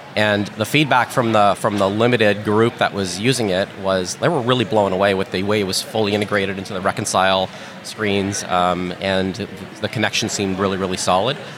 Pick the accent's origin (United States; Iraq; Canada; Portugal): Canada; we're Canadian